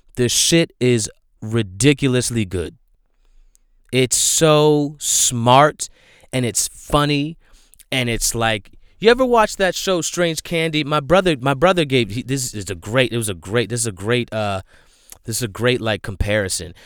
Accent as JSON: {"language": "English", "town": "Flanders", "region": "New Jersey", "country": "United States", "said": "I'm from Flanders"}